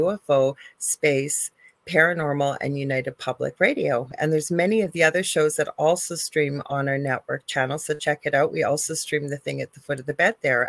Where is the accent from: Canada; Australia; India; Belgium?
Canada; I am a Canadian spiritual medium